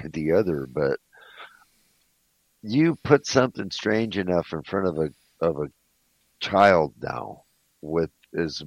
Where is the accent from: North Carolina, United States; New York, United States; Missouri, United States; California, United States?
California, United States; Southern; I grew up in Southern California, down in Mexico